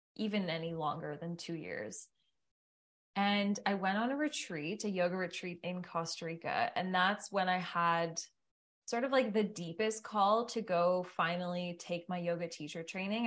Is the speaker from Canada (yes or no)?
yes; Ottawa, Ontario, Canada; moved away; also born or lived in Tremblant / Banff; I'm from Ottawa